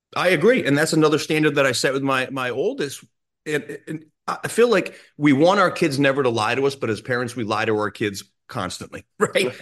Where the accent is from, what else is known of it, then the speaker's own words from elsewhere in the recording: Rhode Island, United States; I grew up in Rhode Island